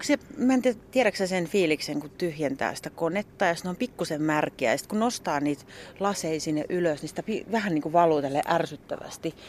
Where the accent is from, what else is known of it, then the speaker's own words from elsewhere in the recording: Järvenpää, Uusimaa, Finland; also born or lived in Lahti / Padasjoki; mä oon Järvenpäästä